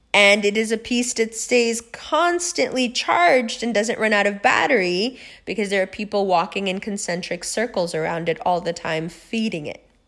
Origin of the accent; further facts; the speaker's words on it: New York City, New York, United States; I was raised in Harlem.